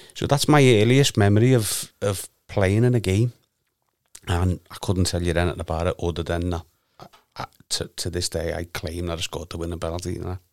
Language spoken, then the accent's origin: English; Liverpool, North West England, United Kingdom; originally from Garston, Vineyard Street.